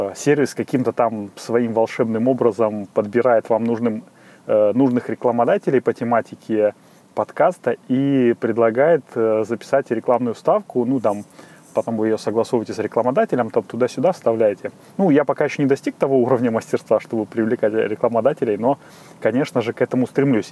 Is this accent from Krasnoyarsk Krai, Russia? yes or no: no; Saint Petersburg, Russia; из Санкт-Петербурга